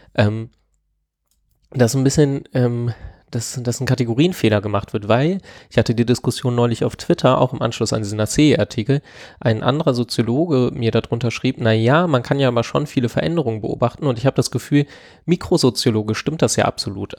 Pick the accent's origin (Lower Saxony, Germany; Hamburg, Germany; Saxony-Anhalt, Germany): Lower Saxony, Germany; Ich komme ja aus Niedersachsen